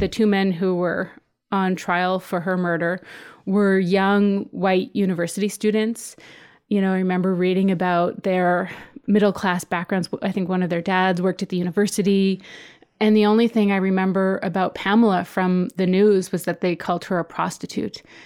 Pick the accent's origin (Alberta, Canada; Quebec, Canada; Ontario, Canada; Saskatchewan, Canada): Saskatchewan, Canada; southern; moved away as an adult; also born or lived in Halifax; now in United States; I grew up on my reserve in southern Saskatchewan, so very kind of rural area